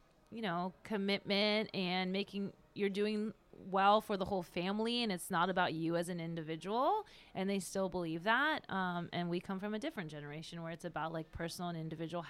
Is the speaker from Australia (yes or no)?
no; France; my parents are originally from India, but I wasn't born there. I was born in France.